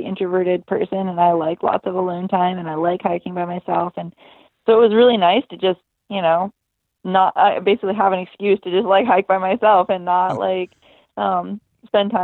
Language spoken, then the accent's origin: English; Seattle, Washington, United States; I'm from Seattle, Washington